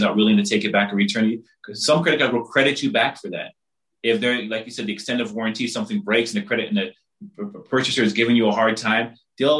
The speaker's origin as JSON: {"language": "English", "country": "Barbados", "said": "I'm from the Caribbean, I'm from Barbados"}